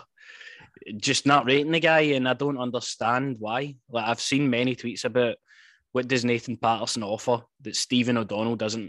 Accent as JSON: {"language": "English", "region": "Scotland", "country": "United Kingdom", "said": "we are Scottish"}